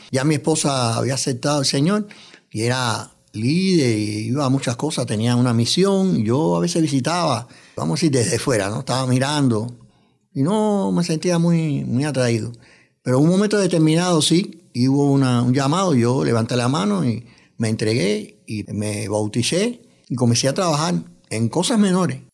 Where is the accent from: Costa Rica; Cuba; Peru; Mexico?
Cuba; moved away as an adult; also born or lived in New York, United States; now in United States; He trabajado en varios órganos de prensa en mi país natal, en Cuba, también aquí en Estados Unidos, en Nueva York.